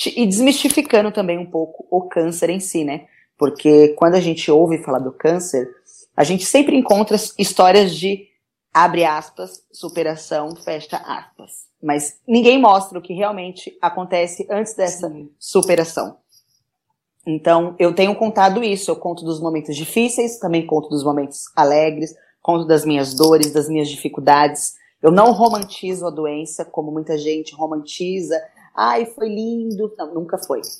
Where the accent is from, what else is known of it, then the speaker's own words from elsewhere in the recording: São Paulo, Brazil; sou daqui da cidade de São Paulo